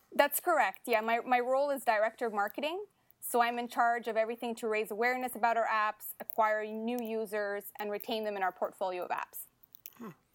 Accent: Ottawa, Ontario, Canada; moved away as an adult; now in Montreal, Canada; I was born and raised in Ottawa, so I'm actually happy to be coming back to my hometown

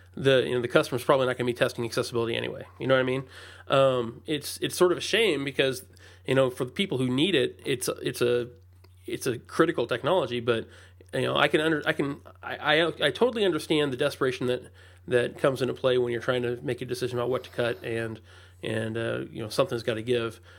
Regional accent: Indianapolis, Indiana, United States; I'm from the Indianapolis area

